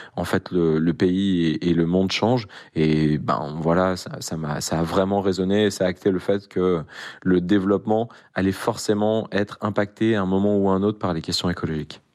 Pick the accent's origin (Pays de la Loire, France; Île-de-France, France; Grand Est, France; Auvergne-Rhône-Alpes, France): Auvergne-Rhône-Alpes, France; Grenoble; je suis grenoblois, euh, on a l'accès aux montagnes